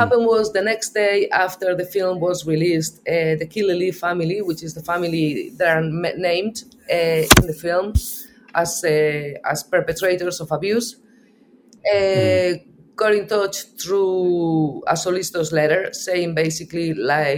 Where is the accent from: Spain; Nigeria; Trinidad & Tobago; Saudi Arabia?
Spain; Basque Country; English is a second language; moved away as an adult; now in Ireland; I'm from the north of Spain. I'm a Basque. I've been here for the last 24 years.